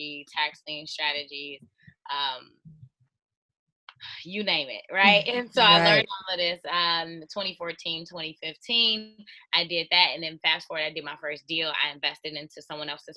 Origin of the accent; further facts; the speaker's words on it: Chicago, Illinois, United States; I'm from Chicago, the south side of Chicago, born and raised